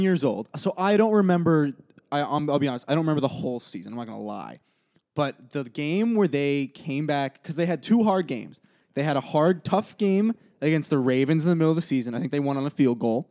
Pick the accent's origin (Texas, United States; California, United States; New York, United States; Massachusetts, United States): Massachusetts, United States; Brookline; I'm from Brookline, Massachusetts